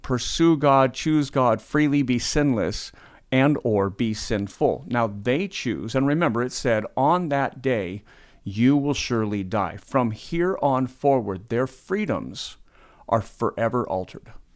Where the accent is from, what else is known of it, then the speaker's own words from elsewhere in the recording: United States; we're American